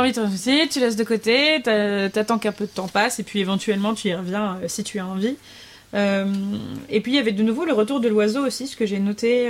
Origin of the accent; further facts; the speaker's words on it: the East, eastern France, France; je viens de l'Est